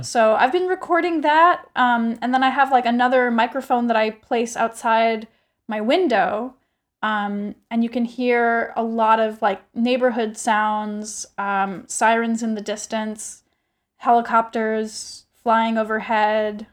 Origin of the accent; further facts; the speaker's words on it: United States; I am regularly as an American